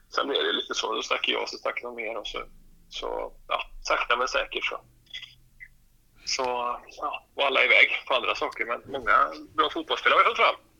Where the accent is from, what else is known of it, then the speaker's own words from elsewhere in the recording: Åmål, Västra Götaland, Sweden; moved away as an adult; now in Karlstad, Sweden; när jag var hemma i Åmål